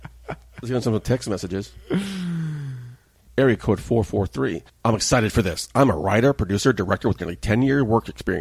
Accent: Oklahoma, United States; Area code 580. … I'm from Oklahoma.

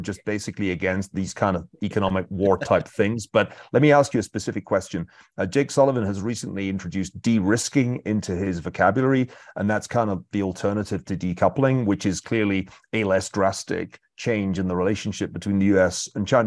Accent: United Kingdom; being British

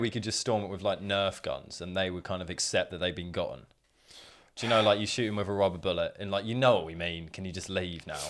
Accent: England, United Kingdom; we're just English people

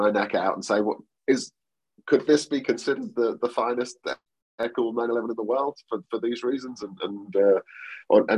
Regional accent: a small town next to Great Yarmouth, East of England, United Kingdom; also born or lived in Norwich; I was born in Norwich, but I grew up in an even smaller town next to Great Yarmouth called Alston on Sea

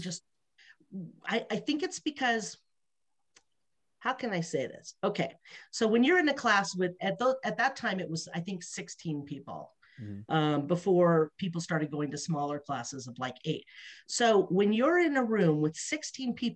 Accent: Los Angeles, California, United States; moved away; I was from Los Angeles.

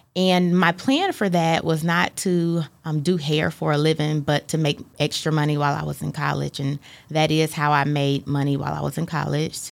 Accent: Fort Wayne, Indiana, United States; now in Chattanooga, United States; When I was in the third grade, my father, he's a pastor, and he was called to pastor a church in Fort Wayne. And so we moved up there when I was in the third grade

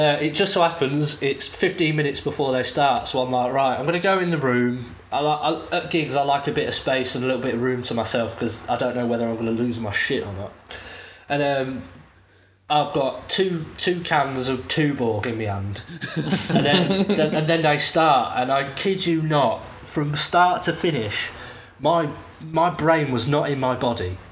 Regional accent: United Kingdom; in my home country at one of my favourite British festivals

